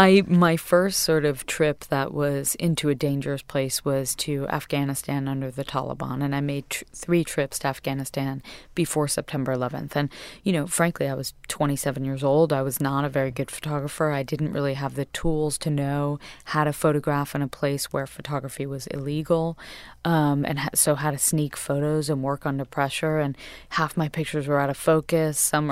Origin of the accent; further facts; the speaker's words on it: Westport, Connecticut, United States; I was raised in Westport, Connecticut, and I was raised in a family of hairdressers, essentially.